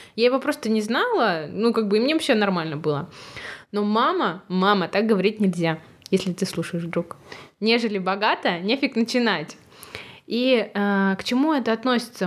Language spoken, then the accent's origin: Russian; Shakhtinsk, Karaganda Region, Kazakhstan; moved away; я родилась вообще в Казахстане и в маленьком городе, где всего 70 тысяч человек населения